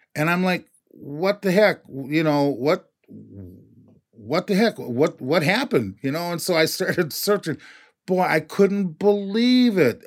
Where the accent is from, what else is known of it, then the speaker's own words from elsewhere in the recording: Minneapolis, Minnesota, United States; I grew up playing basketball in North Minneapolis